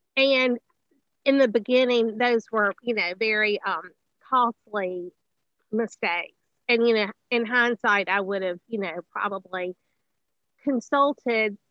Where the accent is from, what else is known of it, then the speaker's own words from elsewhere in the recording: Greenville, Mississippi, United States; we got settled back here, you know, in Greenville, which is the Delta's my hometown